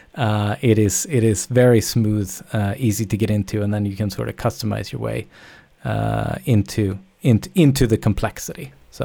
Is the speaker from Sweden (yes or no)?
yes; Sweden; moved away; also born or lived in Canada; I'm from Sweden originally, but I, I, I moved, uh, a long time ago.